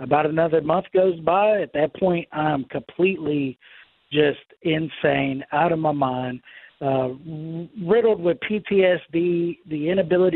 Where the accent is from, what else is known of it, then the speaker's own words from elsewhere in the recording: Houston, Texas, United States; moved away as an adult; also born or lived in West Monroe, Louisiana; Then I'm born, and all I know is Houston.